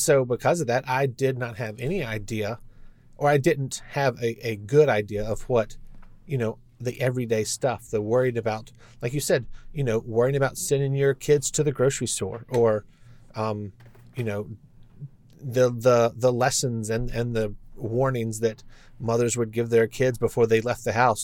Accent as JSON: {"language": "English", "town": "Lynchburg", "region": "Virginia", "country": "United States", "tie": "born or raised there", "said": "I grew up in Lynchburg"}